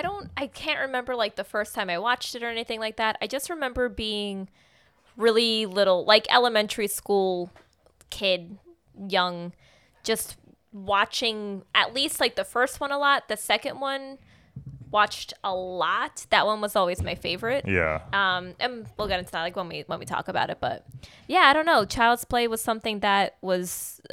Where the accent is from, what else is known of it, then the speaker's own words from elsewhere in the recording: Centereach, New York, United States; also born or lived in Northport; Yeah, I grew up in Center Reach.